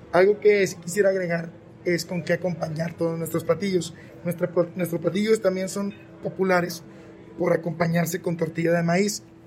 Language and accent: Spanish; Mexico; yo que soy mexicano